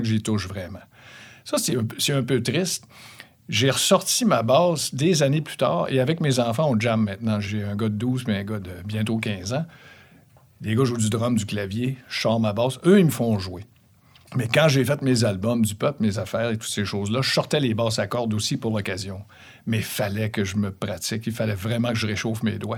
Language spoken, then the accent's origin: French; Quebec City, Quebec, Canada; now in Saint-Bruno, Canada; Juste l'autre bord du PEPS de l'Université Laval, sur le chemin Sainte-Foy